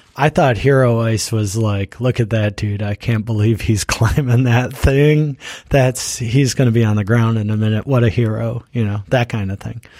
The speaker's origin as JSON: {"language": "English", "town": "Buffalo", "region": "New York", "country": "United States", "tie": "born or raised there", "moved": "yes", "said": "I grew up in Buffalo"}